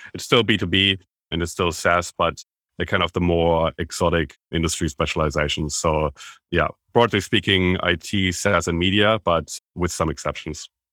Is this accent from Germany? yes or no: yes; Germany; moved away as an adult; now in Australia; I am, as you can tell by my accent, originally from Germany, but straight after I graduated, I moved from Germany to Australia